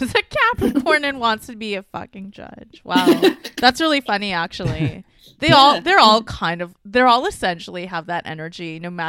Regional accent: Mississauga, Ontario, Canada; moved away; I'm from Toronto, Mississauga, whatever. Golden Horseshoes.

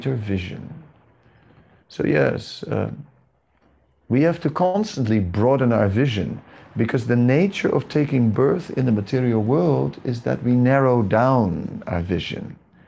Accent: Amsterdam, North Holland, Netherlands; I'm from Amsterdam

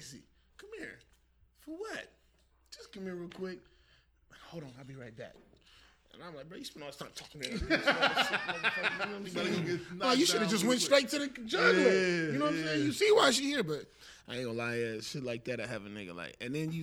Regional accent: Las Vegas, Nevada, United States; I'm from Vegas

